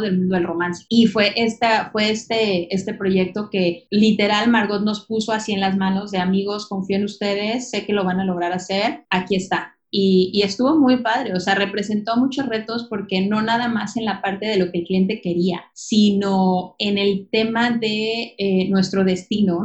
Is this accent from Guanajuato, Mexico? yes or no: yes; León, Guanajuato, Mexico; moved away as an adult; now in Playa del Carmen, Mexico; cuando yo decido salirme de León, que es mi ciudad natal, voy a cumplir 30 años.